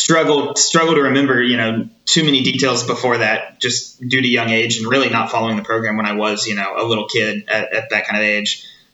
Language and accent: English; Southwest Missouri, United States; moved away; I'm originally from Southwest Missouri